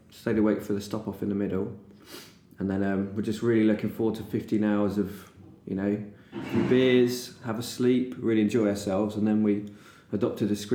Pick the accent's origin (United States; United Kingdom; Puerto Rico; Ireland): United Kingdom; England; I'm English